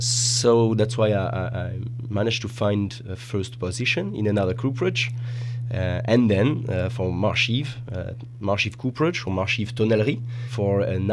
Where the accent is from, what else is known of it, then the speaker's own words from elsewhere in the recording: Bordeaux, Nouvelle-Aquitaine, France; I'm from Bordeaux.